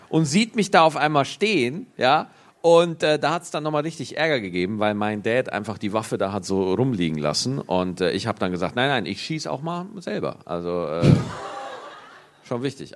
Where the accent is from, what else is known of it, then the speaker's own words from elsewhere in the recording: Bavaria, Germany; accent: Bavarian; Ich habe selber einen bayerischen Dialekt